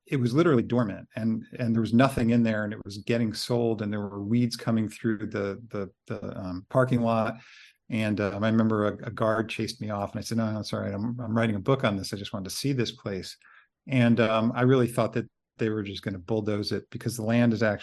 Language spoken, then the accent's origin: English; New Jersey, United States; Growing up in New Jersey, I mean, my impression actually as a kid, because I grew up pretty close to the main Murray Hill Laboratory